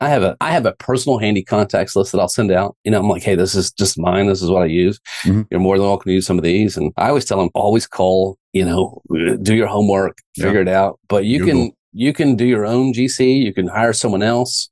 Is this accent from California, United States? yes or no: no; Rockwall, Texas, United States; I grew up in Rockwall, went to North Texas